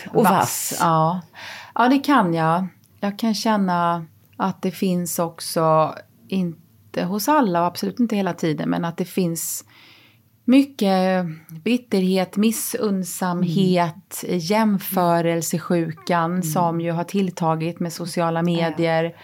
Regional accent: Småland, Sweden; ja ibland kommer min småländska ådra fram

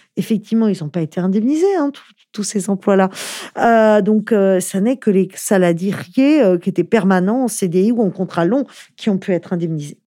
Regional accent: France; en tant que Français

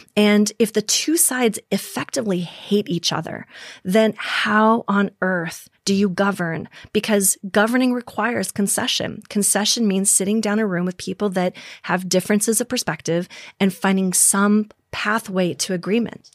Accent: Minnesota, United States; moved away; also born or lived in South Dakota; Minnesota, for example, was my home state.

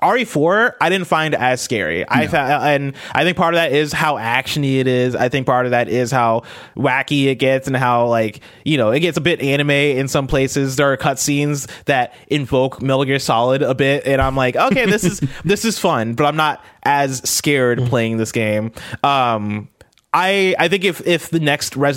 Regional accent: United States; I'm American

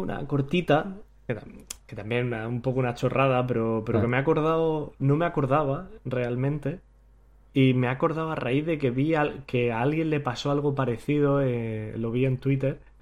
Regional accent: Granada, Andalusia, Spain; moved away as an adult; also born or lived in Hanover; now in Manchester, United Kingdom; yo que soy de Granada

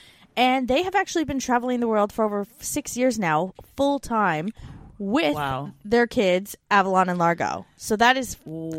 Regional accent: Canada; moved away

